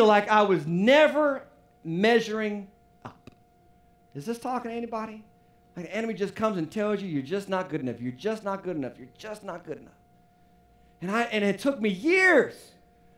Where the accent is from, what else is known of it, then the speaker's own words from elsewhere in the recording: United States; As American citizens